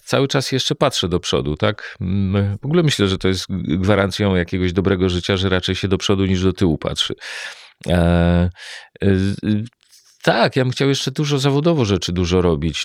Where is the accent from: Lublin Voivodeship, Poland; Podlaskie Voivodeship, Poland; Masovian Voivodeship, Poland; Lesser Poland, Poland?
Masovian Voivodeship, Poland; Warsaw; jak się urodziłem i mieszkam w Warszawie